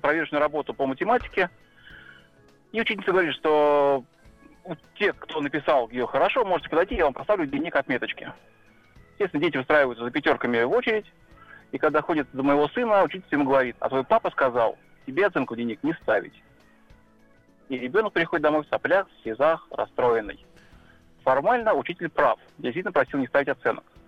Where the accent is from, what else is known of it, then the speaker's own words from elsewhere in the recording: Kaluga Oblast, Russia; я из Калуги, на самом деле мы из Калужской области, и у нас не так велик выбор учебных заведений